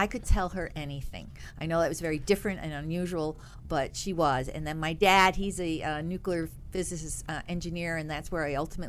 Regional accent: New York, United States; also born or lived in Oak Ridge, Tennessee / England / Bolivia; Well, I was born in Oak Ridge, Tennessee, but I've been in England, Bolivia, and most of my growing in Capital District, upstate New York.

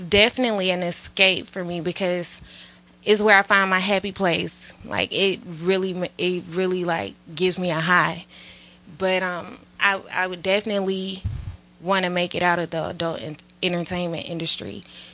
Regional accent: Atlanta, Georgia, United States; I'm from Atlanta

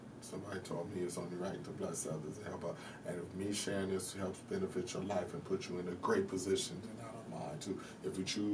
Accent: New York, United States; growing up in New York

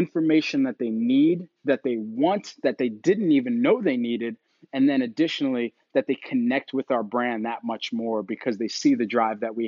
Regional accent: Philadelphia, Pennsylvania, United States; I'm from Philadelphia

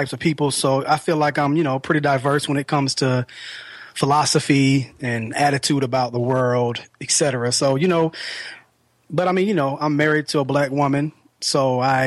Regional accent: Atlanta, Georgia, United States; I'm from Atlanta

